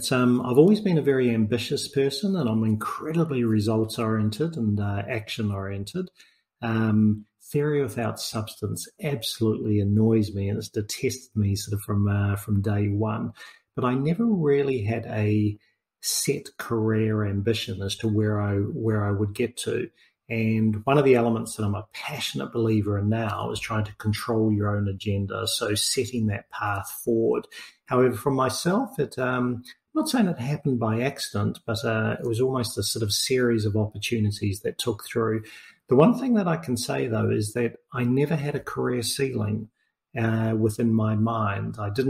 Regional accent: New Zealand; now in Australia; So I'm a New Zealander originally, even though I live in Australia.

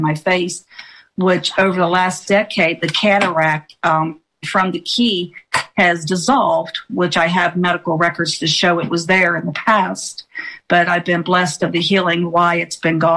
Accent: West Virginia, United States; I'm from West Virginia

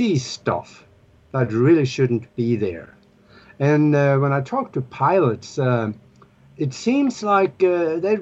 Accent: Norway; moved away as an adult; now in United States; Born and raised in Europe, in Northern Europe, up in Norway, where we have polar bears for pets

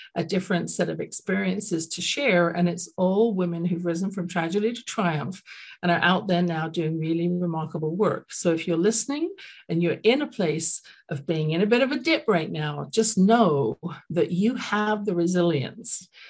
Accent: London, United Kingdom; now in Calgary, Canada; I grew up in London, England, as you can tell from my accent

